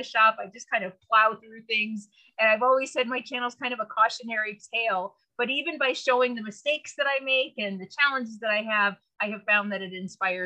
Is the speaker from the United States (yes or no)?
yes; San Francisco Bay Area, California, United States; I'm originally from the San Francisco Bay Area